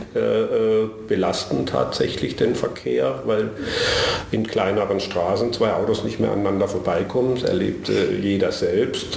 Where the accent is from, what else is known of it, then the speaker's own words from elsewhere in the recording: Karlsruhe, Baden-Württemberg, Germany; Ich bin tatsächlich gebürtig in Karlsruhe. Das heißt schon bald 60 Jahre hier.